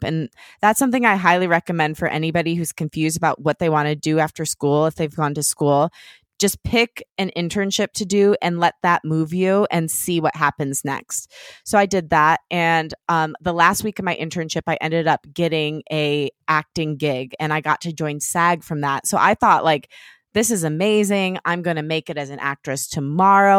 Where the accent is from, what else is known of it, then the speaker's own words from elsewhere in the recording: Detroit, Michigan, United States; moved away; Detroit, which is where I'm from